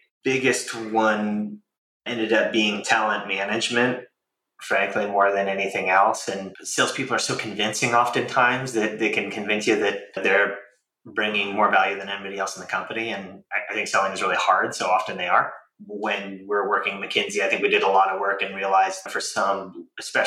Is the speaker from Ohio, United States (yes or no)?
no; San Francisco Bay Area, California, United States; I'm from the San Francisco Bay Area and kind of moved up and down the peninsula a few times